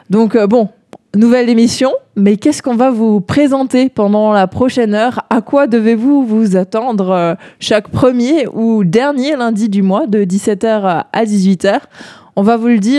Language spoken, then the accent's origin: French; Alsace, Grand Est, France; now in L'Aigle, France; je viens de l'autre côté du Rhin par rapport euh, à toi, Merle, mais pas trop loin non plus, car euh, je suis euh, originaire d'Alsace.